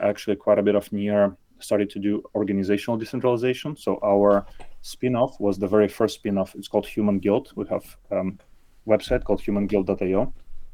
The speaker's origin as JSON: {"language": "English", "country": "Belarus", "moved": "as an adult", "lives_now": "South Bay Area, United States", "said": "I live in South Bay Area, not too far from San Francisco. Originally, I'm from Belarus. So I actually came to US maybe like 14 years ago at this point"}